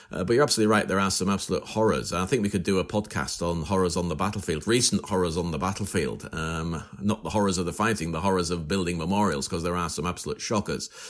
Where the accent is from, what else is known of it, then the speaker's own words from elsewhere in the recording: northern England, United Kingdom; accent: northern; my northern accent